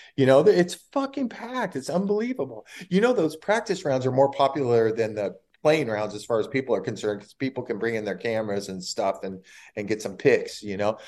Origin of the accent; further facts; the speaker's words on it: California, United States; I'm from California